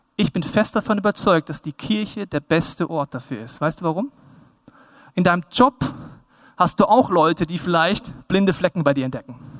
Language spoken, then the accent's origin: German; Bavaria, Germany; Ich mag mein Heimatland Bayern